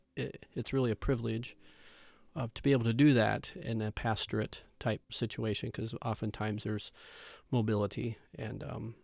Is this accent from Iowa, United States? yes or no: yes; Shelby, Iowa, United States; I'm from Shelby, Iowa, huge metropolis of 800, over by Council Bluffs, Iowa, southwest Iowa.